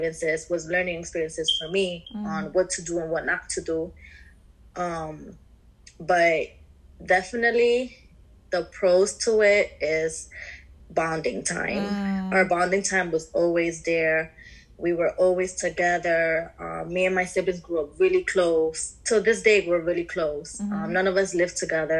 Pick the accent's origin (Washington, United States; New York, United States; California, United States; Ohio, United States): New York, United States; New York City; I grew up in the Bronx, New York.